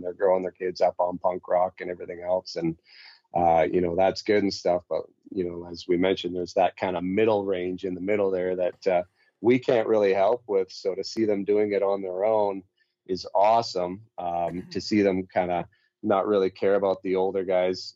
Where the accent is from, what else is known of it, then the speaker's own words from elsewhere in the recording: Calgary, Alberta, Canada; I was born and raised Calgarian before it was like normal to be born and raised Calgarian